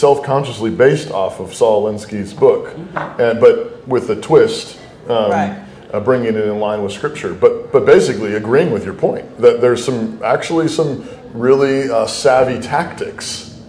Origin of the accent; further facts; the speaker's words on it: Idaho, United States; Idaho is basically where I've been living most of my life.